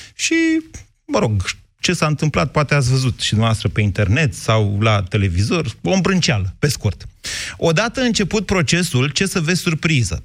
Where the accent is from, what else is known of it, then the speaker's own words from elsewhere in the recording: Drobeta-Turnu Severin, Mehedinți County, Romania; eu am crescut în Severin